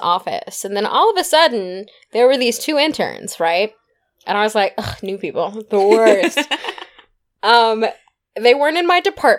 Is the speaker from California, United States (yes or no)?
yes; California, United States; I mean, we're from California, right?